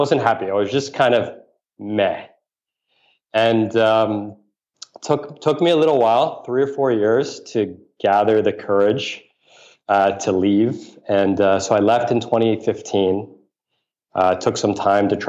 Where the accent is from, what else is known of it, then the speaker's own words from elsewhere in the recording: New York City, New York, United States; I grew up in New York City